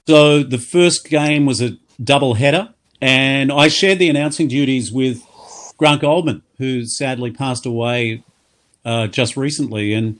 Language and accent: English; Queensland, Australia; moved away; I grew up in Queensland, yeah, I went there as a young boy, might have been 1982